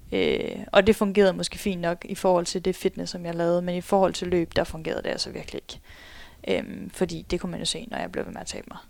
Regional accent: Skive, Central Denmark Region, Denmark; also born or lived in Spain; now in Aarhus, Denmark; stammer jeg faktisk oprindeligt fra Skive af

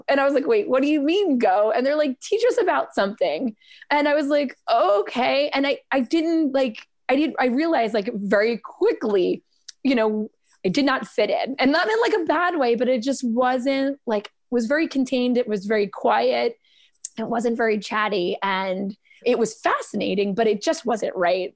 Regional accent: Philadelphia, Pennsylvania, United States; as a Philadelphian

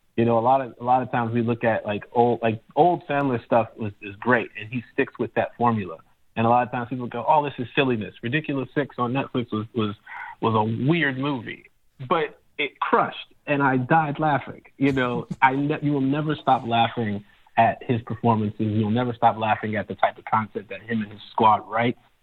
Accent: Chicago, Illinois, United States; I'm from Chicago

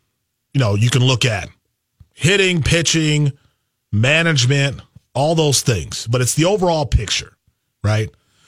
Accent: Wisconsin, United States; Growing up in Wisconsin, the Brewers were number one with their farm system for like 6 years in a row, and they didn't win.

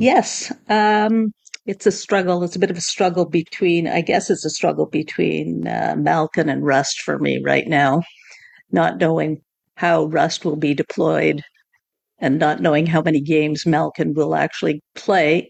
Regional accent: Montreal, Quebec, Canada; now in Toronto, Canada; I grew up in Montreal

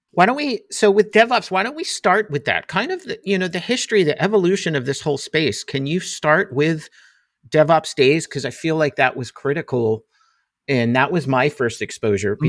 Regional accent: Jersey Shore, New Jersey, United States; now in Philadelphia suburbs, United States; Growing up in the Jersey Shore

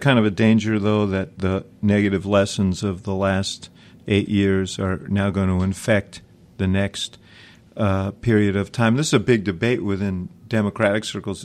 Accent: Chicago, Illinois, United States; my hometown of Chicago

